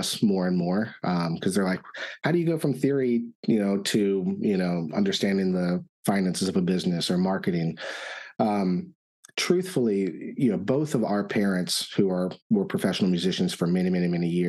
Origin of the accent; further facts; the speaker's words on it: Richmond, Virginia, United States; moved away as an adult; also born or lived in Florida; now in Austin, United States; we're originally from Richmond, and so I did my undergraduate work at Virginia Commonwealth University